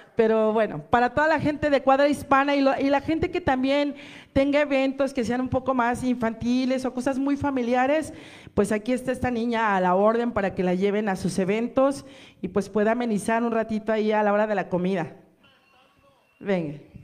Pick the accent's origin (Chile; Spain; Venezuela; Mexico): Mexico; nosotros como mexicanos